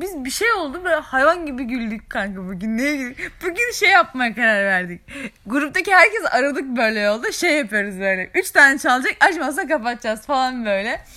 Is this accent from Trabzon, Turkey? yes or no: yes; Araklı, Trabzon, Turkey